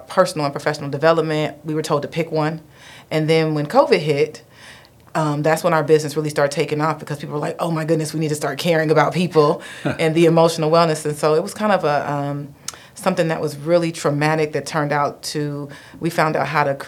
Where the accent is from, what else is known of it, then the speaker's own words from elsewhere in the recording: Dayton, Ohio, United States; also born or lived in Detroit / Alabama; I am actually from Dayton. So born and raised in Dayton